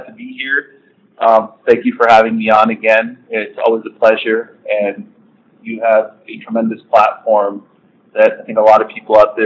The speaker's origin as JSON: {"language": "English", "town": "Toronto", "region": "Ontario", "country": "Canada", "tie": "born or raised there", "moved": "yes", "said": "I'm from the cold and I'm from Toronto, born and raised"}